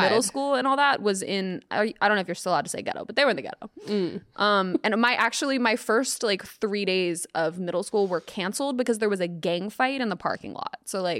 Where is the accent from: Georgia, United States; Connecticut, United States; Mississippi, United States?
Georgia, United States; Atlanta; moved away; This was back in Atlanta, which I'm from Atlanta.